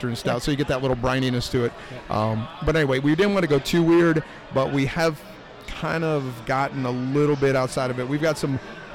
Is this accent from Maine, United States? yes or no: no; Michigan, United States; moved away; I'm from Michigan